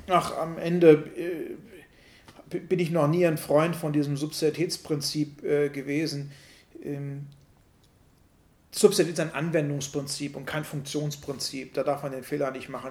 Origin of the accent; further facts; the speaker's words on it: Germany; wir uns als Deutsche